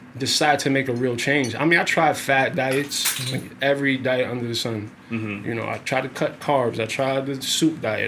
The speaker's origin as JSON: {"language": "English", "town": "New York City", "region": "New York", "country": "United States", "tie": "born or raised there", "moved": "as an adult", "said": "I'm from Brownsville, Brooklyn."}